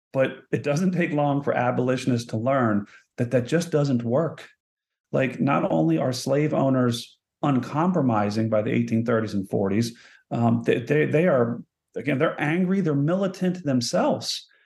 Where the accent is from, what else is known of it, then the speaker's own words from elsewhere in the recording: Baltimore, Maryland, United States; I'm from Baltimore